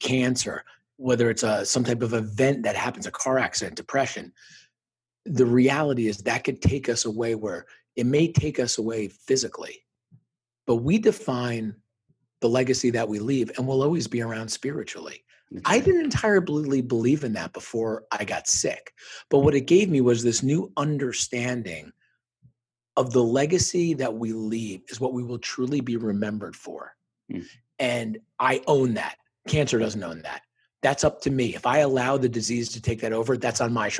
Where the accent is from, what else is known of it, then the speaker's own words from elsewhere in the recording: Parsippany, New Jersey, United States; moved away; where I grew up in Northern New Jersey, probably about 20 miles outside New York City in Parsippany